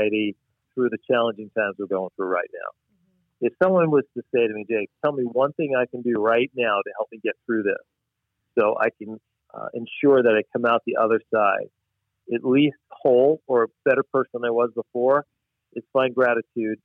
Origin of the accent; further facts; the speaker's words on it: New York, United States; moved away as an adult; now in Wisconsin, United States; I'm from New York originally.